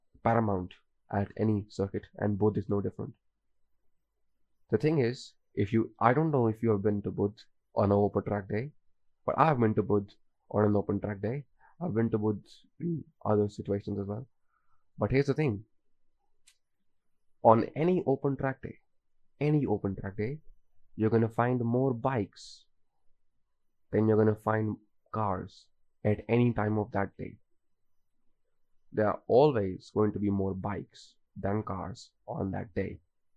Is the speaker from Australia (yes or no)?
no; India; as an Indian